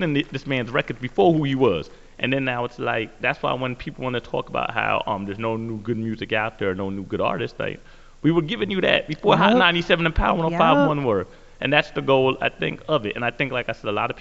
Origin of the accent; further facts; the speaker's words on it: United States; growing up in the New York, New Jersey area